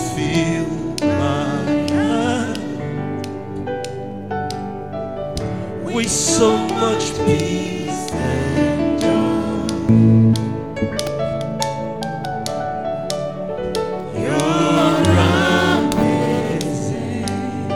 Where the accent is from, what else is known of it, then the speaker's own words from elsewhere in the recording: Benin City, Edo, Nigeria; I grew up in Benin City